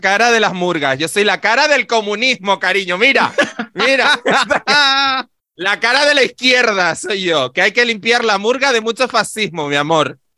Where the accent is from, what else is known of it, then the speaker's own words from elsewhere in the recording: Adeje, Canary Islands, Spain; yo no soy del Cardonal, amor, yo soy de Adeje